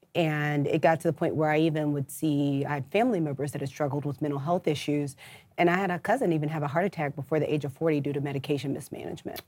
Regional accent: St. Louis, Missouri, United States; moved away as an adult; now in Atlanta, United States; I'm originally from Saint Louis, Missouri

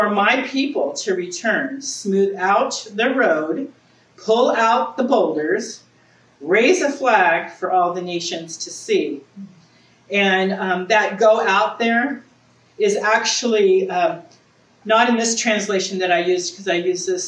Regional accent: Southern California, United States; now in Eureka, United States; I'm originally from Southern California

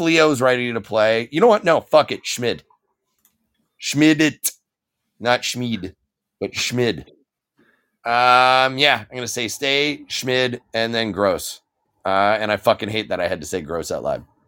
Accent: Canada; as a Canadian citizen

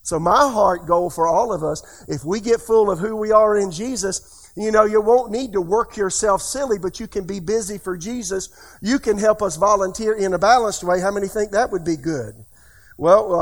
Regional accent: United States

